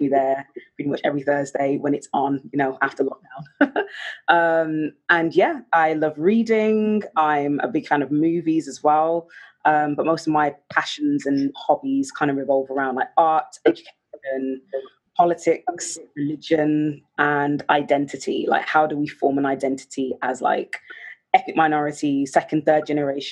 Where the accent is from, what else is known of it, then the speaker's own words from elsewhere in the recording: Birmingham, West Midlands, United Kingdom; Born and raised in Birmingham